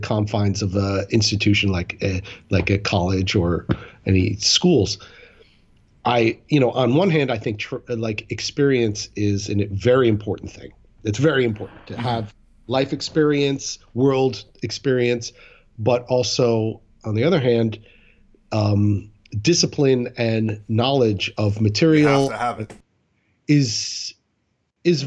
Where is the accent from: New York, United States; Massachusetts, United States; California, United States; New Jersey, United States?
New York, United States; Rockland County; moved away as an adult; also born or lived in Florida; I was in Rockland County, where I grew up in New York